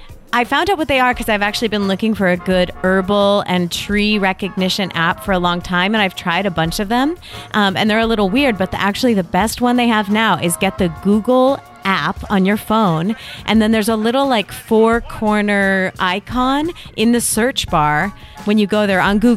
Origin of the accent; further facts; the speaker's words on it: California, United States; We all know because we're from Northern California, which is close to India.